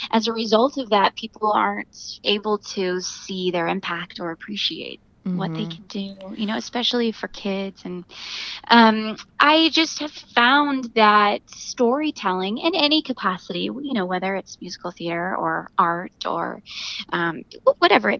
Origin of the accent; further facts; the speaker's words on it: near St. Louis, Missouri, United States; now in New York, United States; Rolla is 30 minutes from my hometown, one direction, and then St. Louis is an hour the other